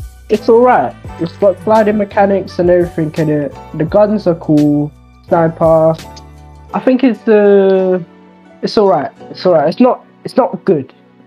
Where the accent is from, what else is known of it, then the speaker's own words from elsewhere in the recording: Coventry, West Midlands, United Kingdom; I'm from Coventry. I go to Jack and Hailstorm's school.